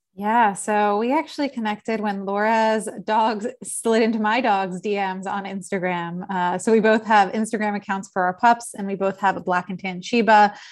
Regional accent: Philadelphia, Pennsylvania, United States; also born or lived in South Jersey / Los Angeles; now in New York City, United States; I am from Philadelphia originally, uh, spent some time living in South Jersey and then went to school, uh, both undergrad and law school in New York City

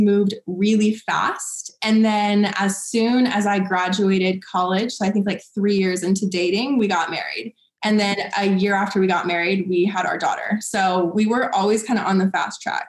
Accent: Seattle, Washington, United States; moved away as an adult; also born or lived in Los Angeles; I'm from Seattle

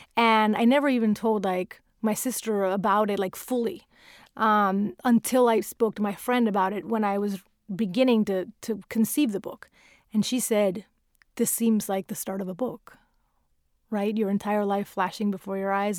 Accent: Venezuela; English is a second language; moved away as an adult; now in United States; the little girl growing up in South America

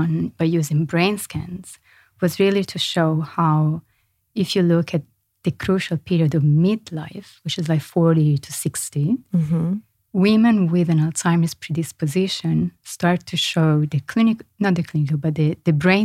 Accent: Florence, Tuscany, Italy; moved away; I'm from Florence in Italy.

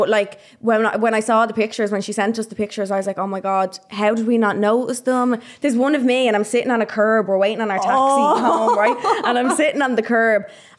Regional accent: Dublin, Leinster, Ireland; we're from Dublin.

